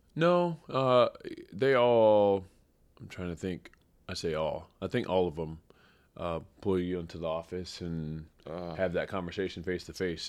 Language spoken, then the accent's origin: English; Springfield, Missouri, United States; I grew up in Springfield, Missouri.